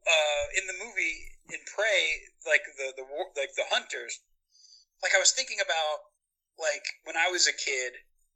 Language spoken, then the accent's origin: English; Indiana, United States; Because we're from Indiana.